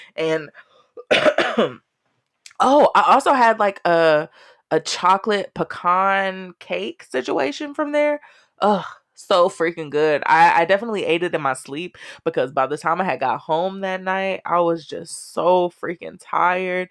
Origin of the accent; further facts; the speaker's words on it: Texas, United States; I'm Texan and Black and country as fuck.